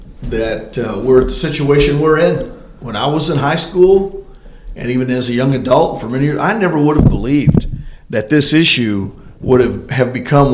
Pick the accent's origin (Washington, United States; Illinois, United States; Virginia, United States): Illinois, United States; Granite City; moved away as an adult; also born or lived in Export, Pennsylvania / Oklahoma City, Oklahoma; now in West Plains, United States; So I was born in Illinois in a pastor's home and grew up there in Granite City, Illinois.